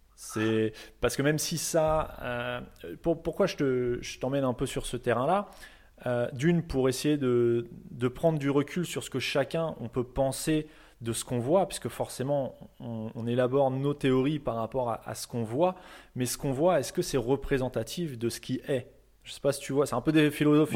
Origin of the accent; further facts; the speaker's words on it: France; nous en tant que Français